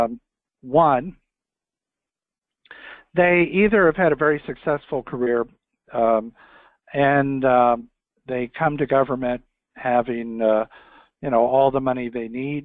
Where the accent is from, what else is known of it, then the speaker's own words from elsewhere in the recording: Newark, Ohio, United States; moved away as an adult; also born or lived in Columbus, Ohio / Washington; I'm from Newark, Ohio, which is 30 miles east of Columbus, central Ohio. I grew up there.